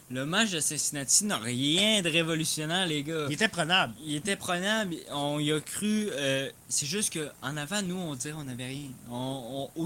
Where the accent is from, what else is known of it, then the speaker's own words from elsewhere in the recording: Belgium; Je suis belge, j'ai déjà joué avec.